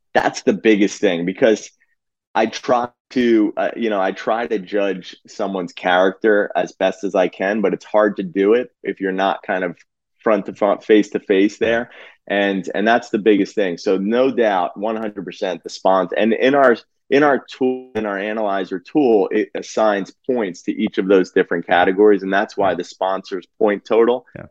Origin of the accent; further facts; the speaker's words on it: New Jersey, United States; also born or lived in Philadelphia area; born and bred in Jersey.